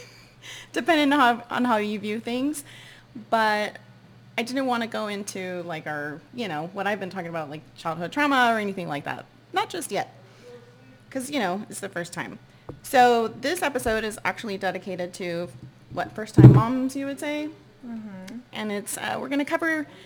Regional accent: San Antonio, Texas, United States; moved away; reporting live from my hometown, San Antonio, Texas

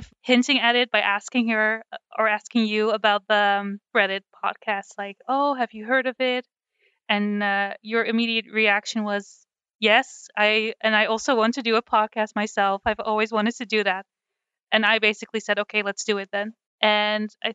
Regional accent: Netherlands; accent: Dutch; I'm from the Netherlands, so I have a very Dutch accent

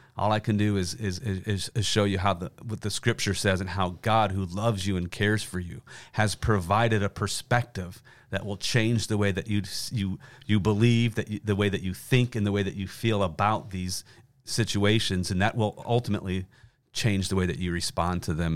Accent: Western Pennsylvania, United States; moved away as an adult; also born or lived in Williamsburg, Virginia; now in Virginia, United States; we grew up in Western Pennsylvania

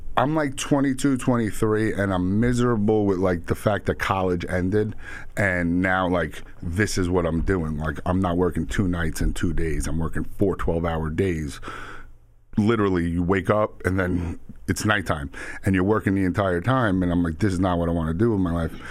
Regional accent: Suffolk County, Long Island, New York, United States; also born or lived in Queens, New York; I grew up out east in Suffolk and in Queens

